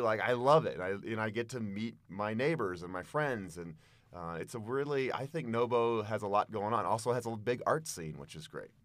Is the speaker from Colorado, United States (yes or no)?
yes; Boulder, Colorado, United States; I am a very proud Boulder boy. And whenever I travel the world, people know very quickly that I'm from Boulder